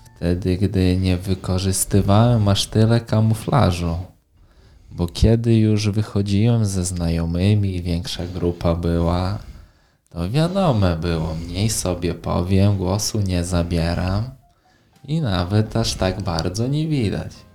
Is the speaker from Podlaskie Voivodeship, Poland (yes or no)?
yes; Białystok, Podlaskie Voivodeship, Poland; mam 19 lat i pochodzę z Białego Stoku